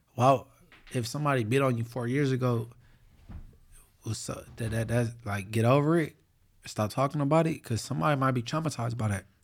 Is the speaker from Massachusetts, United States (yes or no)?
no; Inglewood, California, United States; Inglewood, nigga, I'm from